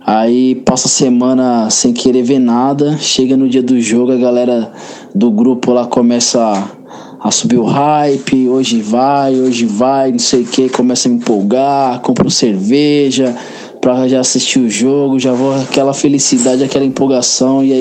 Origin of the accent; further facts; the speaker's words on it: São Paulo, Brazil; eu sou de São Paulo